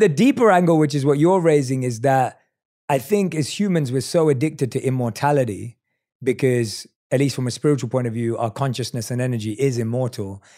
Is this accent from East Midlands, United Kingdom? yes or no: no; London, United Kingdom; I'm a kid from London. Like, I didn't grow up with lots of comforts